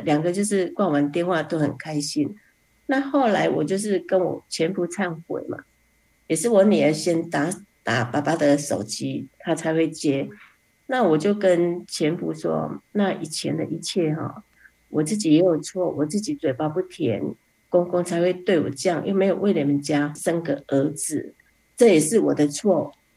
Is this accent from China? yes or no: no; Fengyuan, Taichung, Taiwan; 我是来自台中丰原的